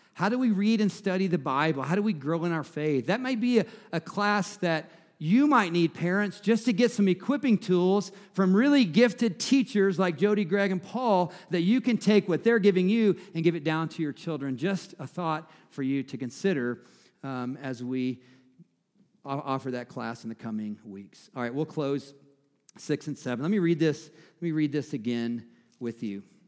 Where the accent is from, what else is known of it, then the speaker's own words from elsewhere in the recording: the South, United States; I'm from the South, so we say mama and grandmama